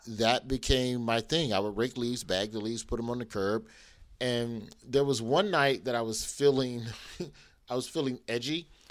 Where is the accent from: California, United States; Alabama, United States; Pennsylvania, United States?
Alabama, United States; Birmingham; I am from Birmingham, Alabama.